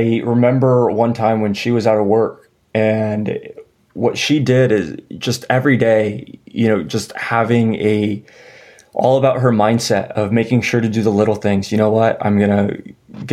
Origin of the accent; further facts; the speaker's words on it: San Antonio, Texas, United States; also born or lived in Denver; now in Austin, United States; I grew up in San Antonio, Texas